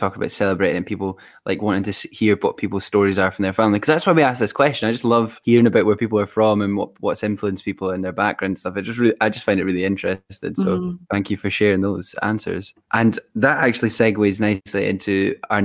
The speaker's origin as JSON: {"language": "English", "area": "Fife", "region": "Scotland", "country": "United Kingdom", "lives_now": "Edinburgh, United Kingdom", "said": "I'm based in Edinburgh and I'm from Fife"}